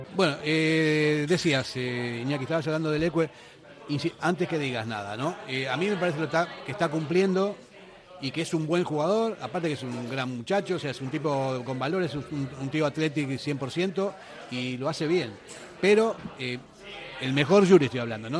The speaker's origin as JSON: {"language": "Spanish", "country": "Argentina", "moved": "yes", "lives_now": "Basque Country, Spain", "said": "Llevo 43 años aquí, pero sigo siendo argentino"}